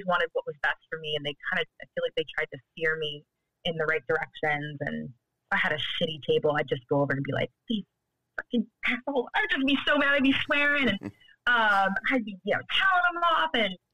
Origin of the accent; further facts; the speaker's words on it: Cleveland, Ohio, United States; moved away as an adult; now in Brooklyn, United States; growing up in Cleveland